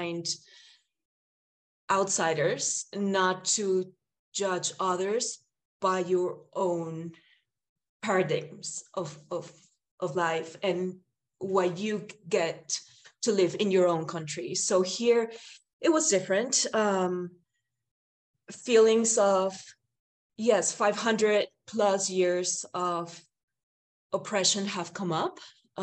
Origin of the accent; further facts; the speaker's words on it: Lima, Peru; I'm a Limeña, and when I go deep into my country, I don't even say I'm Limeña